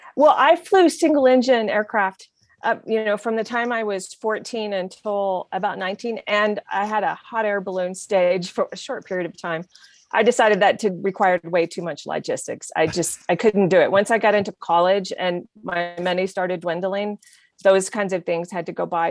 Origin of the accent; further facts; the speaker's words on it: Oklahoma City, Oklahoma, United States; also born or lived in Lubbock, Texas; now in Santa Fe, United States; I was born in Lubbock, but I was raised most of the time in Oklahoma City.